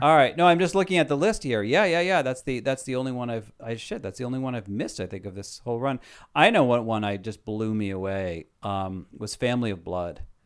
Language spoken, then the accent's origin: English; New York City, New York, United States; as a New Yorker